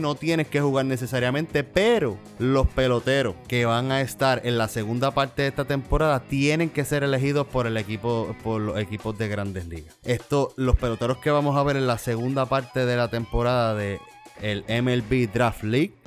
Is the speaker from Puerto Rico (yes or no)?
yes; Puerto Rico; es prácticamente americano, territorio americano, somos americanos